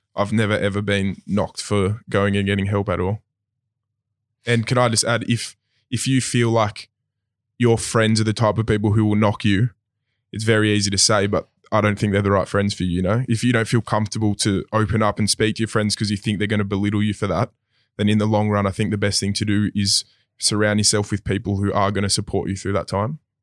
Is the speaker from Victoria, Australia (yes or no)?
no; Sydney, New South Wales, Australia; I come from Maroubra East Gardens of, my dad's a builder, so we've always moved in that kind of area